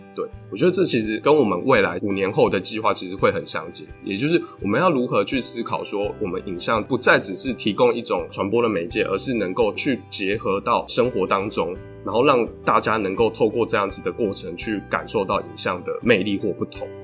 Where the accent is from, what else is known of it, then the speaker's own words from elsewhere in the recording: Chiayi, Chiayi City, Taiwan; moved away as an adult; also born or lived in China; 我们故乡嘉义，就是也被称为文化沙漠的地方